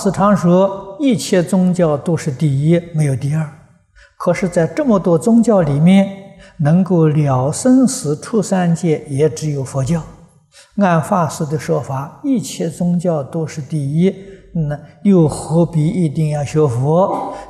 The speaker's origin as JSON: {"language": "Chinese", "country": "China", "said": "啊，它的内涵呢是神圣的教育，啊，就是我们中国人讲啊，古圣先贤的教育"}